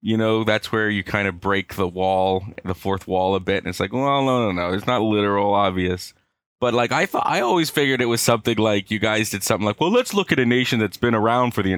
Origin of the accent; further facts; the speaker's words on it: Canada; we're all Canadian. We're all Canadian